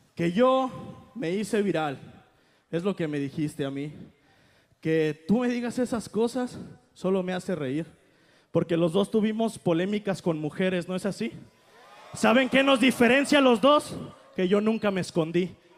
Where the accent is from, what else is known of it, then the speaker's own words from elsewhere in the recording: Mexico; hacemos todos los mexicanos